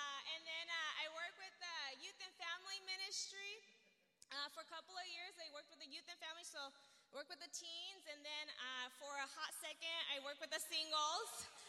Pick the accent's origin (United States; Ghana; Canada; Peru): United States; Virginia; also born or lived in Albuquerque, United States / Japan; So I'm from Virginia, from Albuquerque, and then Japan.